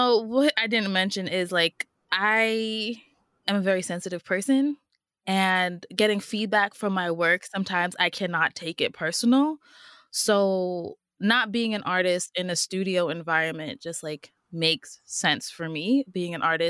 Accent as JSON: {"language": "English", "town": "New York City", "region": "New York", "country": "United States", "said": "I'm from Queens"}